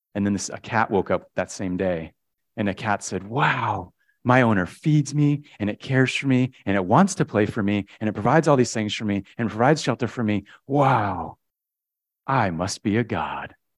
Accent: Connecticut, United States; when I was a kid, we grew up in Connecticut

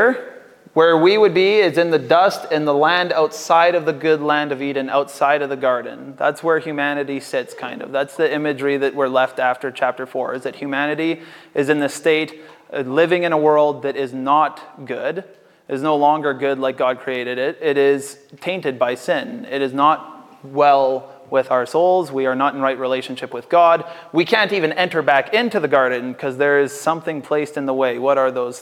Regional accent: Canada; as North American Canadians

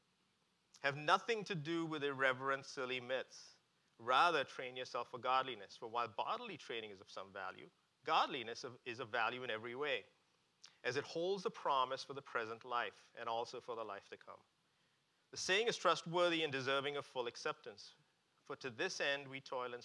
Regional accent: India; moved away; I grew up in India

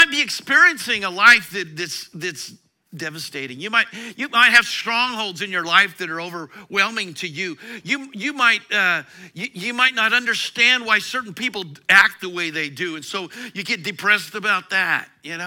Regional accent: Eastern Colorado, United States; I grew up in Eastern Colorado

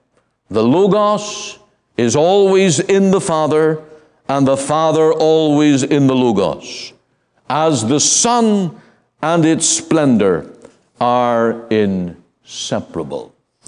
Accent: Ireland; In my home country, in Ireland, in the 1800s, there was a rise of Arian doctrine, Unitarianism, this denial of the Godhood of Jesus Christ.

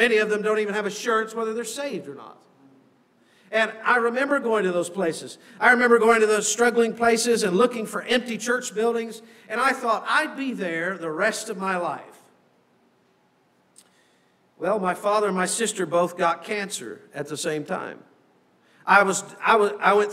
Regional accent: United States; moved away as an adult; now in Canada; when you first come across as an American, so I couldn't work

